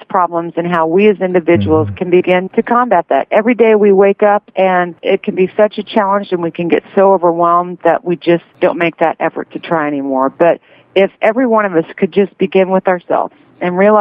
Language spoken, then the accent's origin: English; Kansas, United States; I grew up in Kansas